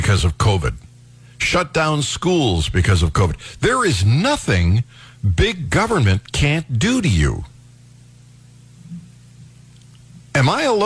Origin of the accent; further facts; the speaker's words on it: Ohio, United States; When I was growing up in Ohio, 16 was the magic age.